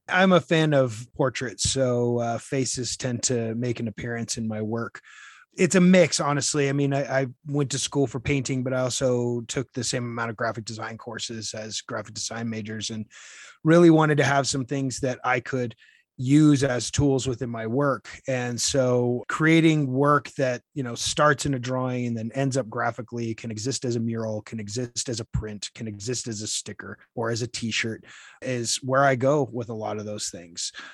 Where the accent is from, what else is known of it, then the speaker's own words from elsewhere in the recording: Utah, United States; moved away as an adult; also born or lived in Washington, D.C.; now in El Paso County, Colorado, United States; I grew up in Utah, meeting my wife there and moving to Washington